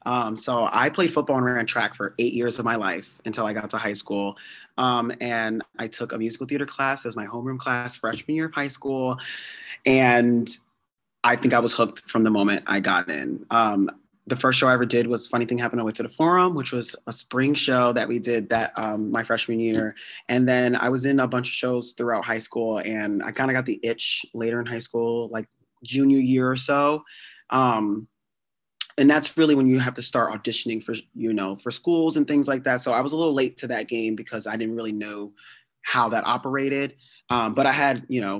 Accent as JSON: {"language": "English", "region": "New Jersey", "country": "United States", "tie": "born or raised there", "said": "growing up in Jersey"}